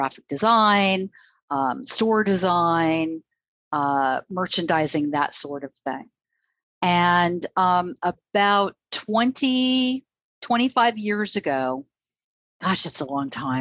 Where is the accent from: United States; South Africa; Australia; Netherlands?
United States; Southern California; moved away; I grew up in Southern California